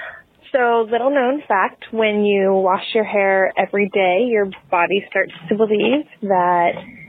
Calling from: Los Angeles, California, United States; I'm calling from Los Angeles.

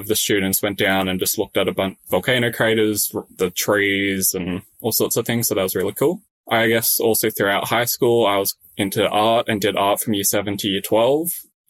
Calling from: Sydney, New South Wales, Australia; Yes, I'm in my bedroom at home in Sydney.

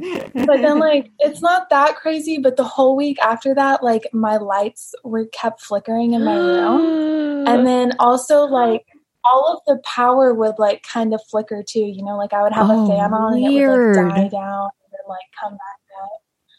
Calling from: Austin, Texas, United States; I'm calling from Austin, Texas.

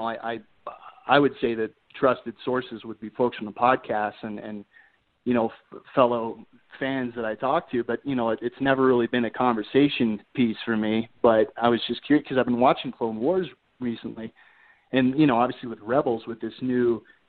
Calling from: Colorado, United States; Colorado, actually.

